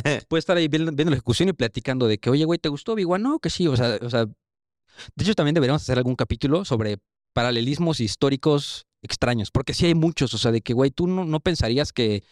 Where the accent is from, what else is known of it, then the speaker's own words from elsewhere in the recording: Mexico; yo soy mexa. O sea, me dieron el pasaporte por descendencia